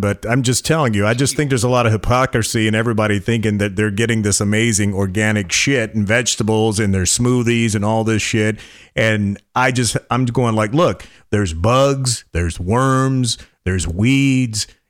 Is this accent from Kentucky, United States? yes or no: no; North Carolina, United States; now in Austin, United States; growing up in North Carolina on a farm